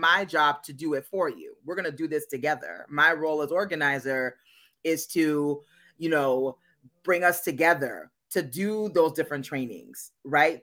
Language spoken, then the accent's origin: English; Minnesota, United States; moved away as an adult; back in my home state of Minnesota